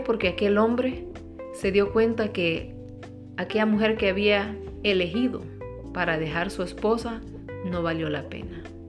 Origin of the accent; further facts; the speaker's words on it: Honduras; soy de Honduras